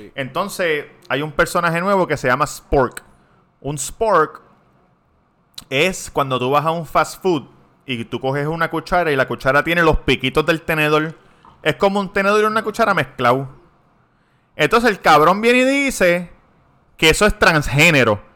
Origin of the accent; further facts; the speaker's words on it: Puerto Rico; accent: Puerto Rican; first language Spanish; soy puertorriqueño porque estoy hablando como hablamos nosotros